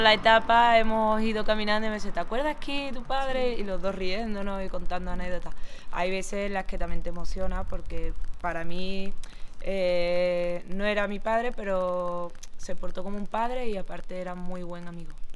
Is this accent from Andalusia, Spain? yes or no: yes; Écija, Andalusia, Spain; Venimos a Andalucía, somos sevillanos, de un pueblo de Sevilla, Écija concretamente